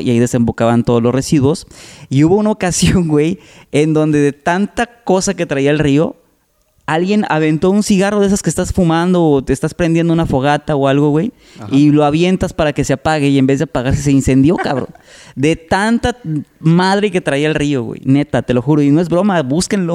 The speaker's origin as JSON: {"language": "Spanish", "town": "Salamanca", "region": "Guanajuato", "country": "Mexico", "tie": "born or raised there", "moved": "as an adult", "lives_now": "Tampico, Mexico", "said": "Yo soy de Salamanca, Guanajuato. Eh, allá viví 18 años y tengo ya 19, casi 20 años viviendo aquí en Tampico."}